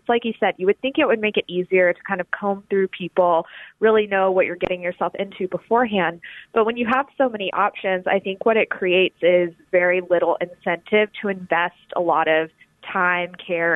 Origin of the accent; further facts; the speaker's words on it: Alabama, United States; moved away as an adult; also born or lived in New Haven, Connecticut / New York; now in Washington, D.C., United States; I'm from the South. I'm from Alabama